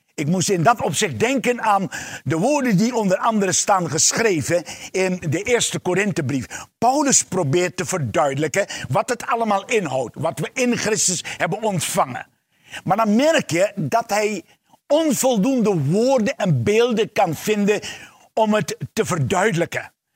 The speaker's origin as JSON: {"language": "Dutch", "country": "Suriname", "tie": "born or raised there", "said": "Ik ben geboren en eh, opgegroeid in Suriname"}